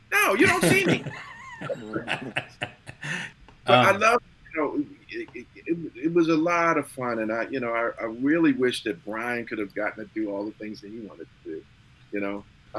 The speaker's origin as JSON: {"language": "English", "town": "Baltimore", "region": "Maryland", "country": "United States", "said": "I'm from Baltimore. I'm not from Brooklyn or Jersey."}